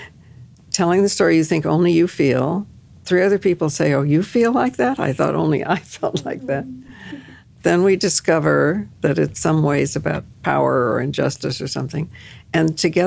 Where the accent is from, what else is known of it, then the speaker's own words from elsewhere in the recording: Colima, Mexico; The plane was going to Puerto Vallarta, and I'm actually from Colima, but they don't have a direct flight from Denver, and this is one of the closest airports.